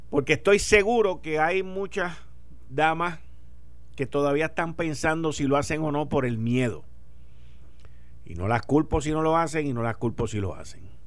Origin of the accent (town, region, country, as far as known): Puerto Rico